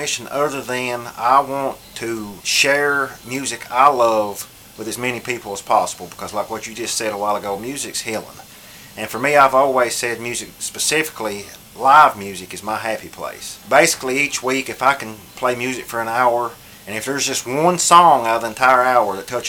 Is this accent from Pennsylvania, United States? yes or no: no; Breathitt County, Kentucky, United States; moved away as an adult; I was born and raised here in Breathitt County. Moved off because I was frustrated, but came back to try to just be part of the community.